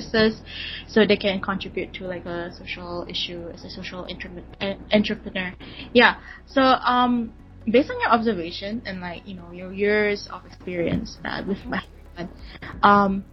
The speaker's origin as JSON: {"language": "English", "region": "Sarawak", "country": "Malaysia", "tie": "born or raised there", "said": "my hometown is from Sarawak"}